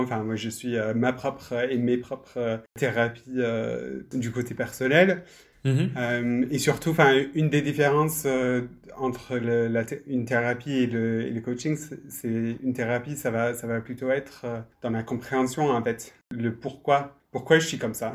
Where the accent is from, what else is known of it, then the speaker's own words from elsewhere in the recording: United Kingdom; French is a second language; moved away; on pourra peut-être l'entendre euh, dans ma voix, je suis, euh, je suis britannique